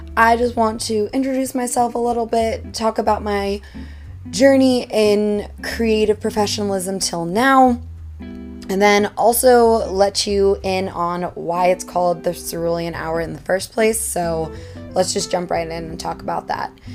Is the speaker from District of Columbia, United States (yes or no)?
yes; Washington, District of Columbia, United States; moved away as an adult; now in Hudson Valley, New York, United States; I'm originally from Washington, D.C., but over the past three years, I have been living in the Hudson Valley of New York